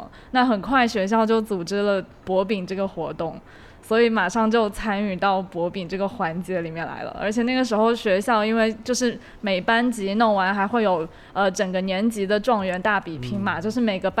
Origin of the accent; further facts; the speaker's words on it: Fuzhou, Fujian, China; moved away as an adult; also born or lived in Xiamen; 我在福州长大，被厦门人说成是北方人。